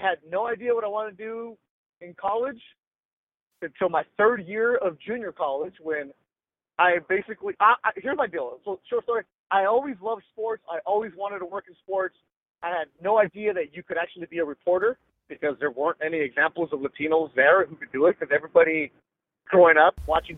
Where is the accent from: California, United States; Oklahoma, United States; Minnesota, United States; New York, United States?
California, United States; Carson; down the street from where I grew up in Carson